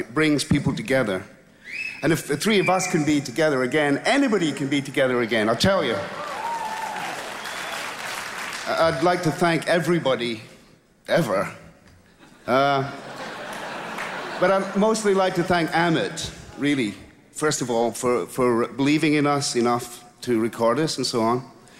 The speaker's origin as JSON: {"language": "English", "town": "Glasgow", "region": "Scotland", "country": "United Kingdom", "said": "I come from Glasgow in Scotland"}